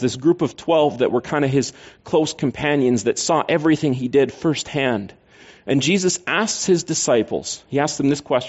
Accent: Canada; I'm Canadian.

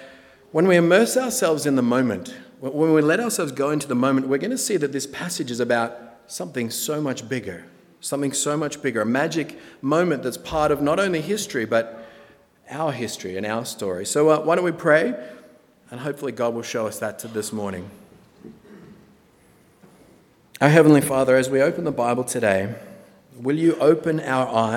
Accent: Australia; moved away as an adult; now in Napa, United States; I'm from Australia

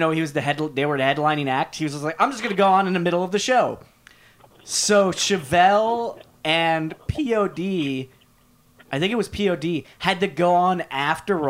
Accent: New York City, New York, United States; I grew up in New York City

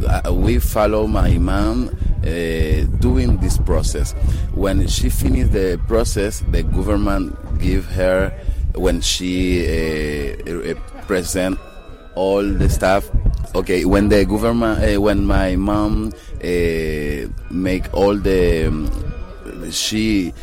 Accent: Haiti; English is a second language; also born or lived in Dominican Republic; I'm an actor and filmmaker, and I come to show God Willing Julie. I'm from Haiti and Dominican Republic, two of them.

